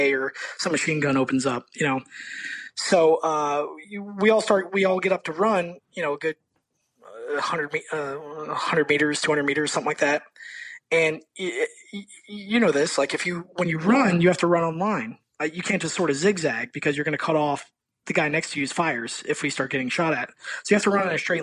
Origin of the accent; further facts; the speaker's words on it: Florida, United States; Growing up in Florida. Florida. Yeah, growing up in Florida.